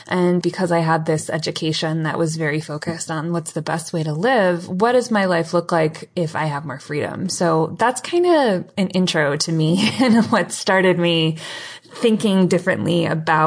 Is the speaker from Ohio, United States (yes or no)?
yes; Cleveland, Ohio, United States; moved away; also born or lived in Michigan; I grew up in Cleveland, Ohio, and a little bit in Michigan.